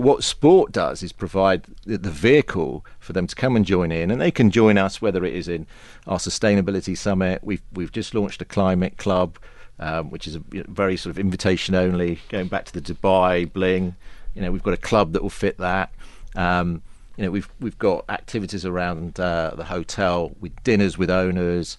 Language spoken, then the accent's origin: English; England, United Kingdom; for a Pom